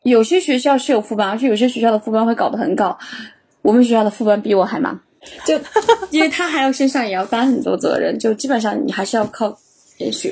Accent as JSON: {"language": "Chinese", "region": "northern China", "country": "China", "moved": "yes", "lives_now": "Chengdu, China", "said": "我本身是个北方人，我们那边确实植物很少"}